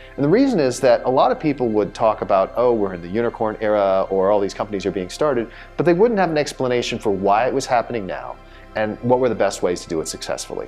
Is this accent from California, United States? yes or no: yes; Southern California, United States; born or raised there; also born or lived in Silicon Valley